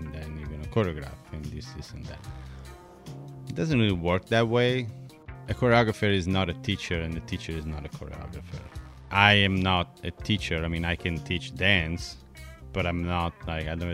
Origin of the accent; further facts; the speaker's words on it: Bologna, Emilia-Romagna, Italy; first language Italian; English is a second language; moved away; I'm Italian. I'm from Bologna. Born and raised.